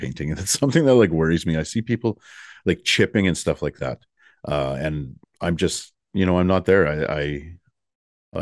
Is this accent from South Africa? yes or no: no; Canada; I'm from Canada.